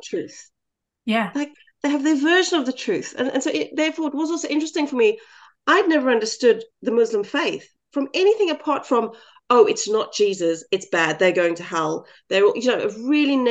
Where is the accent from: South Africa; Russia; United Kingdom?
South Africa; as a South African white girl in a small town